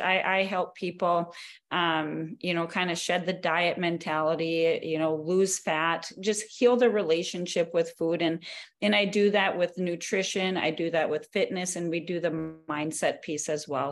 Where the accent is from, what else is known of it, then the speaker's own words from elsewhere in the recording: North Dakota, United States; moved away as an adult; now in Arizona, United States; I am born and raised in North Dakota, but currently my husband and I just we moved to Arizona.